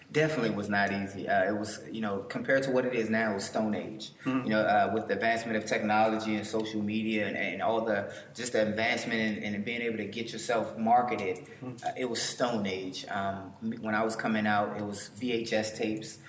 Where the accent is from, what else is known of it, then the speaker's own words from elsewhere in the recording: Washington, District of Columbia, United States; I'm from Washington D.C.